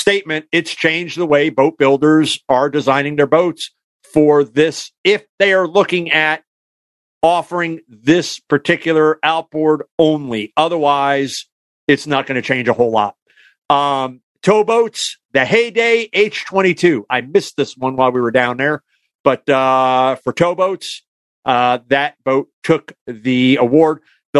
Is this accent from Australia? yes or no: no; Canada; accent: Canadian; I was going to say boots because I was slipping into my Canadian accent.